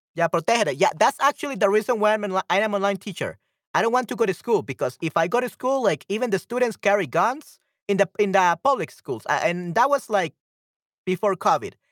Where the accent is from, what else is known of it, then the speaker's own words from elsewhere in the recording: El Salvador; I'm from El Salvador. I'm not from Panama